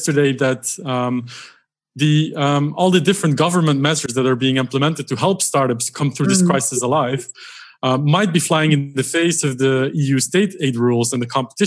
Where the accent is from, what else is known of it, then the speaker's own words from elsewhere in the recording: Brussels, Brussels-Capital Region, Belgium; I was born and raised in Brussels